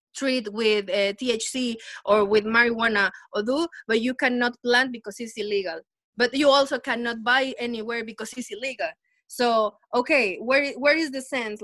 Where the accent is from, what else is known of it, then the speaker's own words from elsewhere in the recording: Puebla, Mexico; moved away as an adult; now in New York City, United States; I'm from Mexico, Puebla, and I was I'm I'm I'm, I'm a stepdaughter of the Bronx now